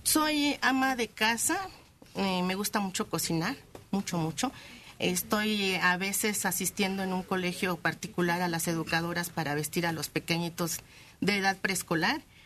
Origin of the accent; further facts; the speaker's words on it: Michoacán, Mexico; somos de Michoacán